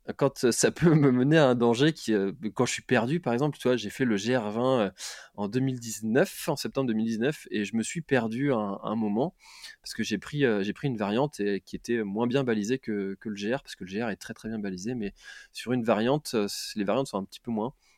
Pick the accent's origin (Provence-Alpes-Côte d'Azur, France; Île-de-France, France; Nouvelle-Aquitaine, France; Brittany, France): Brittany, France; now in Quimper, France; je suis breton, donc j'habite à, Quimper